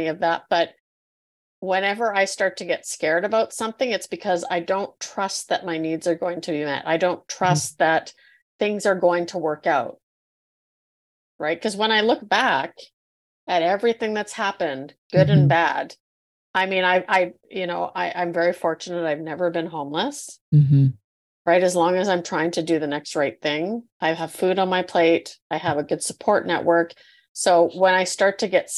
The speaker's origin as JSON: {"language": "English", "country": "Canada", "said": "usually we're Canadian"}